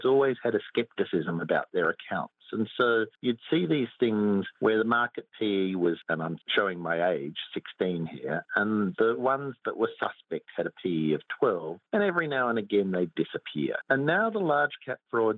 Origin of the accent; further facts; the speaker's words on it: Australia; I come from Australia